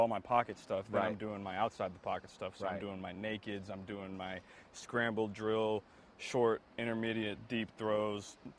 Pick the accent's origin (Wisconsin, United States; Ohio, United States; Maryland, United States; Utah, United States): Ohio, United States; moved away as an adult; also born or lived in Baton Rouge, Louisiana; I grew up in Ohio, played high school football in Ohio, but then I played my college ball in Baton Rouge